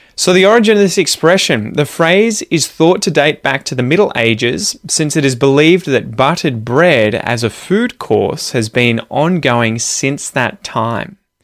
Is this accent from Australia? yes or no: yes; Australia; I'm an Aussie